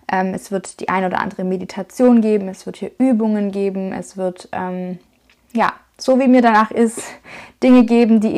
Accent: Schwäbisch Hall, Baden-Württemberg, Germany; Und ich komme aus dem Schwabenländle, ich komme aus Schwäbisch Hall. Das ist in der Nähe von Stuttgart in Baden-Württemberg, also im Süden von Deutschland.

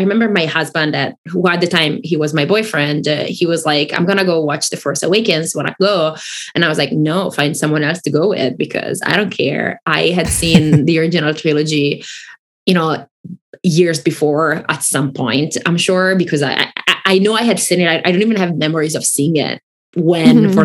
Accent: Italy; English is a second language; moved away; I grew up in Italy and I didn't grow up speaking English. Like, I learned English when I was in my teens.

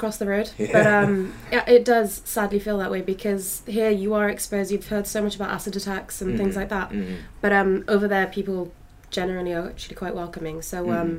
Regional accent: London, United Kingdom; moved away as an adult; now in Canada; as a Londoner, because I love London

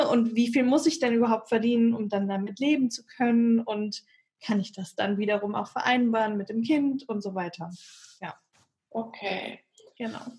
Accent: Bad Homburg, Hesse, Germany; Ich komme aus äh, Bad Homburg. In der Nähe von Frankfurt ist das.

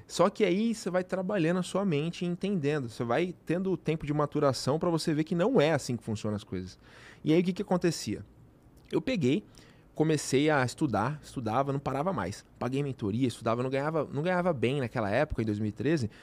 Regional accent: interior of São Paulo, Brazil; Eu sou do interior de São Paulo

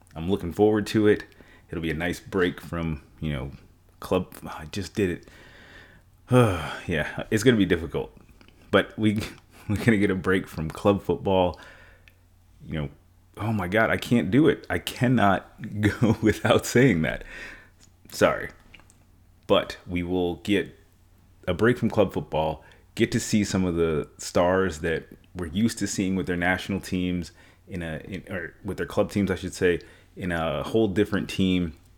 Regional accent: New York, United States; I'm from New York

